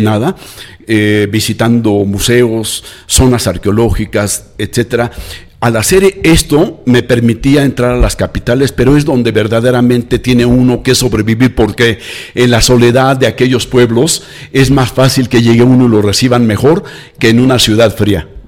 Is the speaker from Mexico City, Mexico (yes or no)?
yes; Mexico City, Mexico; now in Lagos de Moreno, Mexico; nací en la Ciudad de México